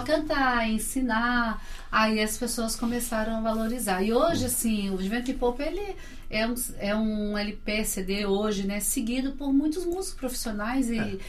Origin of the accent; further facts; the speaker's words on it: Belo Horizonte, Minas Gerais, Brazil; Belo Horizontino. Nasci em Minas, lá, né? Belo Horizonte